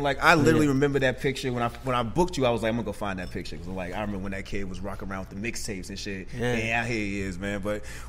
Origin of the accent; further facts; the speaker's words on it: Boston, Massachusetts, United States; now in Atlanta, United States; I'm from Boston. I moved down south because I wanted heat.